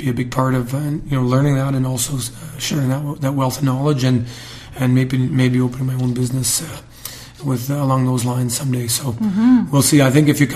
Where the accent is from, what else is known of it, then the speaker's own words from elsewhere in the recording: Canada; we're Canadian